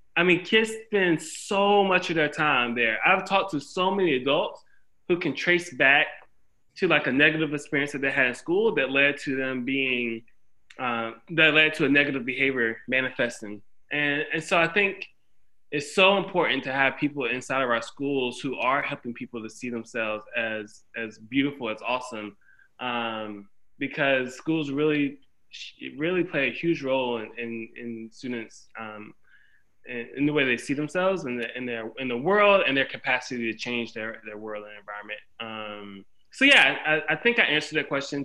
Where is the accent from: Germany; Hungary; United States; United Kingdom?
United States; Windsor, North Carolina; I grew up in a small town called Windsor, North Carolina, in Bertie County.